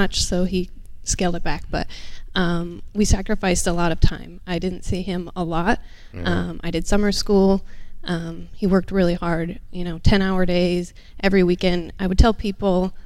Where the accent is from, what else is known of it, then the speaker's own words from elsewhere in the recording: Minnesota, United States; moved away as an adult; also born or lived in California; So we grew up in Minnesota